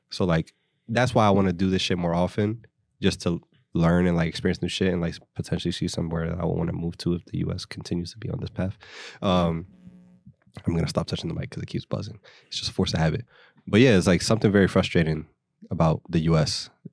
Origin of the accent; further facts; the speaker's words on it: Philadelphia, Pennsylvania, United States; also born or lived in New Jersey; I'm from Philadelphia